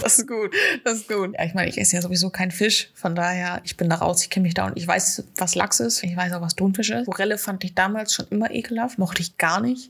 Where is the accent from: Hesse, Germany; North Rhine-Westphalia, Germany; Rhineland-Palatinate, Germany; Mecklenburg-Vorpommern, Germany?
North Rhine-Westphalia, Germany; Ostwestfalen-Lippe; moved away as an adult; now in Hamburg, Germany; kam ja ursprünglich aus der Ecke Ostwestfalen-Lippe